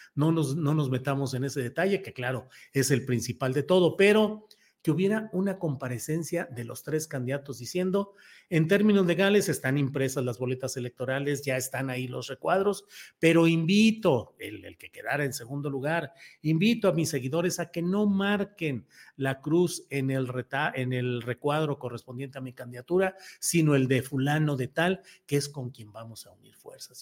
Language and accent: Spanish; Torreón, Coahuila, Mexico; Torreón, Coahuila, mi tierra natal